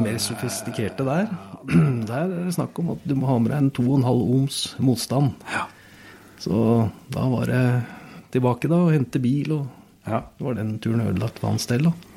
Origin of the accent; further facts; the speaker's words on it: Oslo, Norway; Jeg vokste jo opp i Oslo